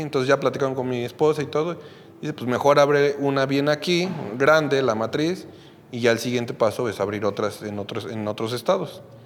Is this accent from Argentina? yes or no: no; Mexico; yo soy de México